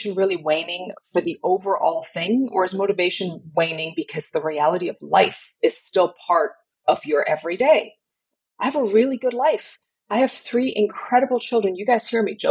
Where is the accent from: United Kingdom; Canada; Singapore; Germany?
Germany; now in Southern United States; I grew up in Germany. Most people in Germany don't do church